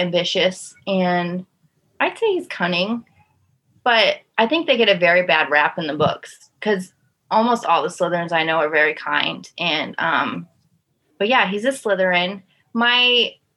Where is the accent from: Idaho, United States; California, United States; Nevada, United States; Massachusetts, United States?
Nevada, United States; Las Vegas; moved away as an adult; also born or lived in Kannapolis, North Carolina; now in Florida, United States; I grew up in Las Vegas. And when I was about 20, I moved to North Carolina. And I moved from North Carolina to Florida about 2 years ago.